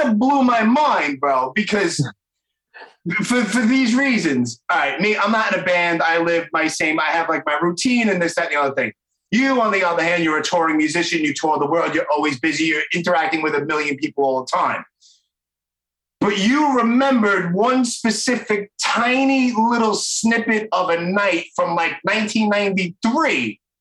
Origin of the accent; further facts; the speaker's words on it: New York City, New York, United States; I'm 46, so obviously I grew up in Brooklyn